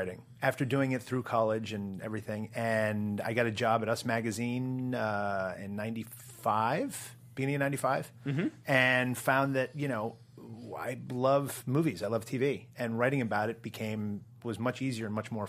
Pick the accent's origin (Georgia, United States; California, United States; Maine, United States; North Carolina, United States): Maine, United States; Portland; moved away; Originally, I'm from Portland, Maine.